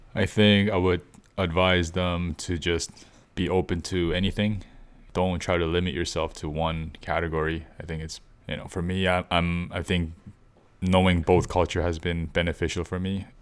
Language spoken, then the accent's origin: English; Canada; also born or lived in South Korea; living in Canada more than half my life